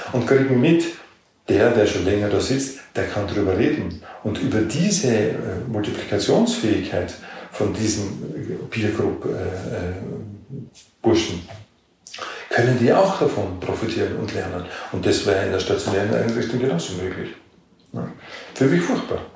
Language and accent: German; Austria; wir sind da in dieser Bundesarbeitsgemeinschaft integriert, so als Exoten, als Österreicher